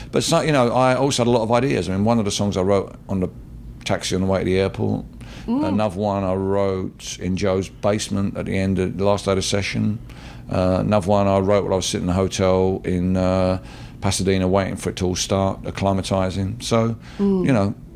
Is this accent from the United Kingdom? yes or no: yes; United Kingdom; we in the British Empire